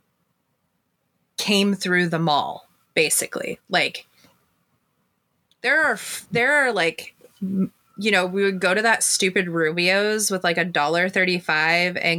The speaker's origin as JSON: {"language": "English", "town": "San Diego", "region": "California", "country": "United States", "tie": "born or raised there", "said": "growing up in San Diego was fucking weird"}